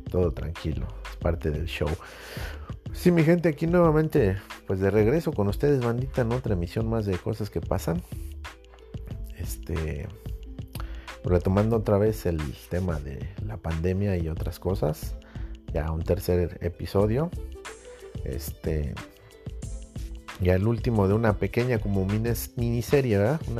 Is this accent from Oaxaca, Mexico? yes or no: no; Mexico City, Mexico; soy chilango, pero soy de soy chilango, soy de barrio, pero no tengo ese tonitoñero, ¿no? Que, caracteriza a mucha gente del DF